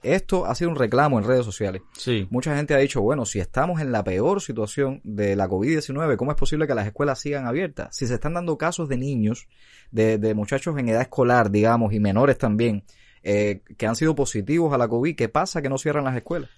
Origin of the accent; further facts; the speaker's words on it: Cuba; como buenos cubanos